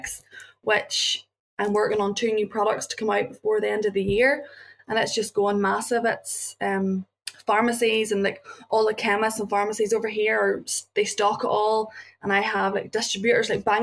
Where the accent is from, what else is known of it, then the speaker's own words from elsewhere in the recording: Northern Ireland, United Kingdom; I came from Northern Ireland